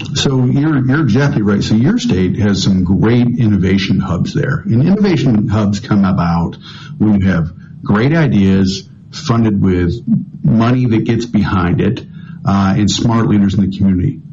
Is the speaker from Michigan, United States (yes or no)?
yes; Michigan, United States; I'm from the state of Michigan, and my home county is a small manufacturing county